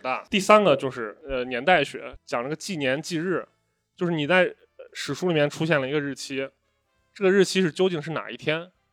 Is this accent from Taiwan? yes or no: no; China; 我们中国人